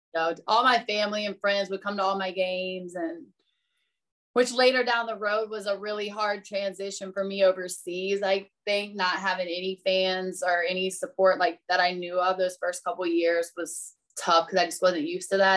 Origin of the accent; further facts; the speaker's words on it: Virginia Beach, Virginia, United States; I am originally from Virginia Beach